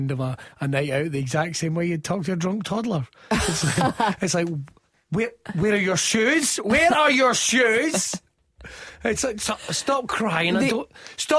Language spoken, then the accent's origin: English; Irvine, Scotland, United Kingdom; moved away as an adult; now in Kilmarnock, United Kingdom; My hometown, Irvine